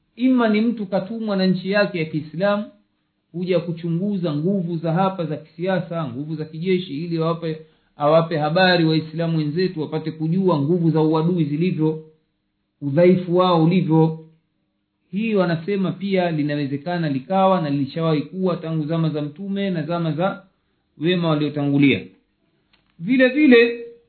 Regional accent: Tanzania; moved away; kule kwetu tanzania kipindi cha ujamaa na kujitegemea

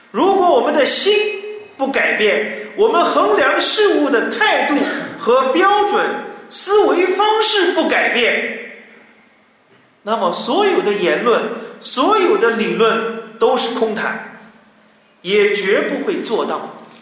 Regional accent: China; 我们中国人

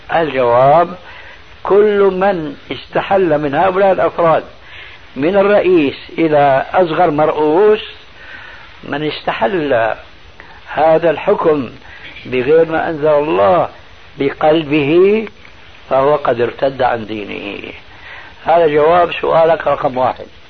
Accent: Syria; عندنا في سوريا

